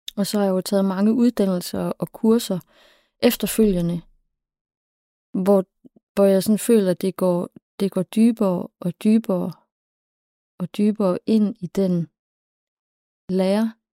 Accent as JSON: {"language": "Danish", "area": "Southern Jutland", "region": "Southern Denmark", "country": "Denmark", "tie": "born or raised there", "also_born_or_lived": "Copenhagen / Læsø / Funen / Bergen", "moved": "yes", "lives_now": "Aarhus, Denmark", "said": "jeg er opvokset i Sønderjylland"}